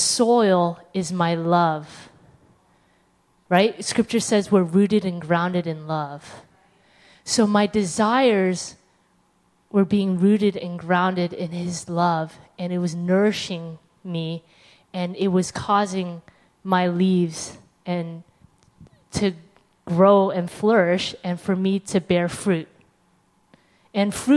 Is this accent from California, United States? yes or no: yes; California, United States; I'm from California